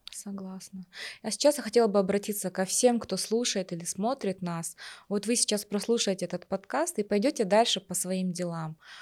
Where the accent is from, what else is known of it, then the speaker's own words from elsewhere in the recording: Kazakhstan; мы, казахи